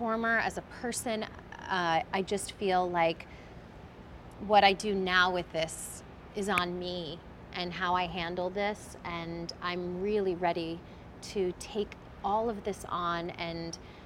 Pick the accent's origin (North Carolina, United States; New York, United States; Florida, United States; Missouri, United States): New York, United States; New York City; I was born in the Bronx.